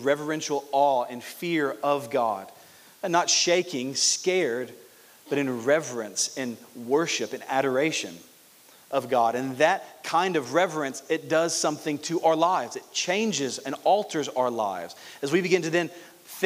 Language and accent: English; Louisiana, United States; now in Orlando, United States; I grew up in Louisiana, so I'm used to rain.